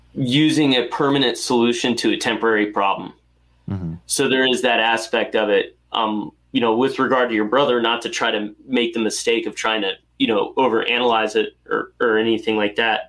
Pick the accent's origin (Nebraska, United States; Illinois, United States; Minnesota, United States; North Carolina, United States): North Carolina, United States; I grew up in North Carolina